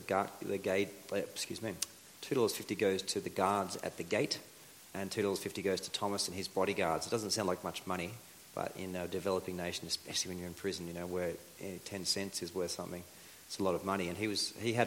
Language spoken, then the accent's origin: English; Australia; first language English; moved away as an adult; also born or lived in Bolivia / Colombia; we're Aussies, we're, you know, pretty sociable people in general